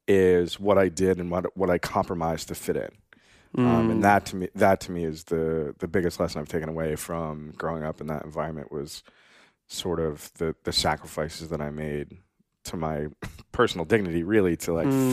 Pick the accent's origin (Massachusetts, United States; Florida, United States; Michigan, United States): Massachusetts, United States; Pepperell; also born or lived in Bogota, Colombia; I was born in Bogota, Colombia. I was adopted by some lovely Irish Catholic white people. I grew up in the suburbs of Boston in a town called Pepperell, Massachusetts.